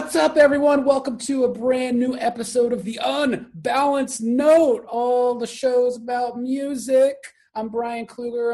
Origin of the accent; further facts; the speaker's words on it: Texas, United States; accent: Texas; my Texas accent